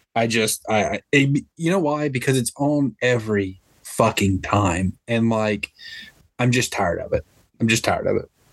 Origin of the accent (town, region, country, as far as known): Olive Branch, Mississippi, United States; born or raised there; also born or lived in Memphis, Tennessee